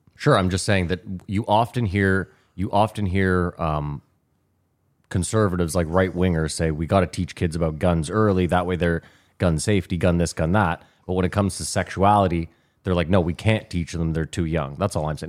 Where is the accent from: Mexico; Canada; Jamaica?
Canada; now in United States